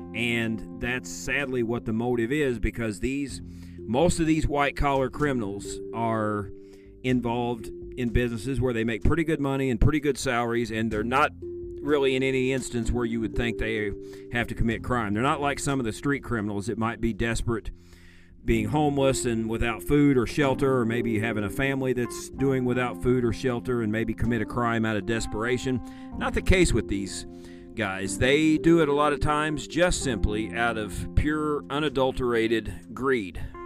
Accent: Illinois, United States; Illinois, my home state

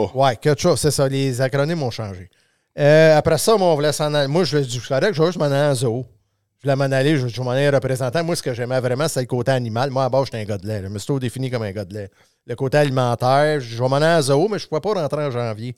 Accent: Saint-Nazaire-d'Acton, Quebec, Canada; j'ai grandi à Saint-Nazaire, pas loin du village

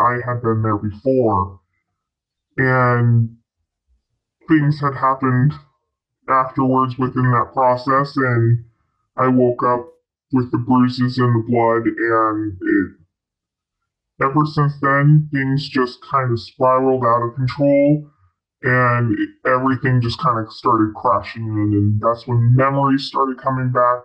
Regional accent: Midwest of the United States, United States; I grew up kind of in the Midwest of the United States, so kind of in the Corn Belt, kind of Tornado Alley

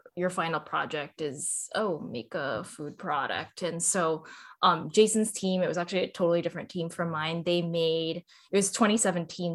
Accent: Cerritos, California, United States; I grew up in California in a city called Cerritos

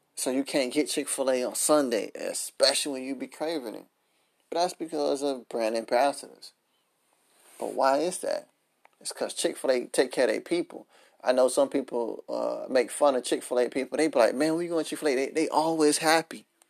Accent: Miami, Florida, United States; Miami. Shout out to my hometown.

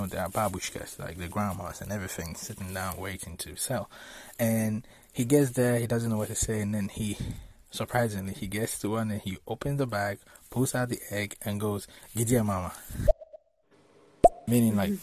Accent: Ghana; also born or lived in Kharkiv, Ukraine; now in United Kingdom; I'm a Ghanaian. Yeah, I'm from West Africa

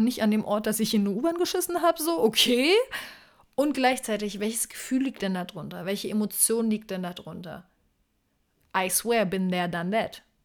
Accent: Berlin, Germany; moved away; ich komme ursprünglich aus Berlin

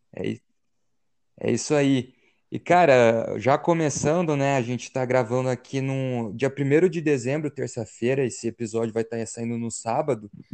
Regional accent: Paraná, Brazil; a gente que é do Sul, nós dois somos do Paraná

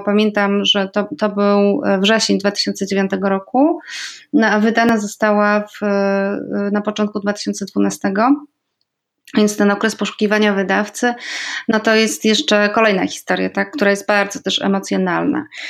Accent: Podlaskie Voivodeship, Poland; moved away; also born or lived in Andalusia; z mojego małego podlaskiego miasteczka jeszcze znam trzy inne …, więc tam na Podlasiu, a zwłaszcza w tym regionie, w którym e, się urodziłam i wychowałam

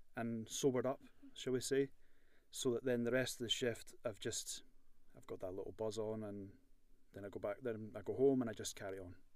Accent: Edinburgh, Scotland, United Kingdom; moved away as an adult; now in Belfast, United Kingdom; I'm born born and bred in Edinburgh, as you can you can imagine from my accent

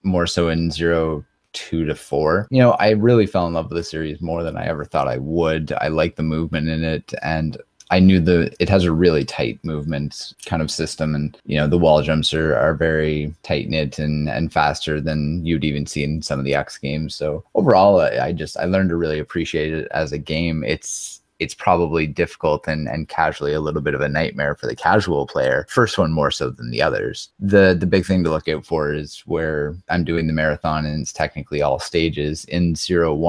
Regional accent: Canada; I'm a Canadian retro speedrunner

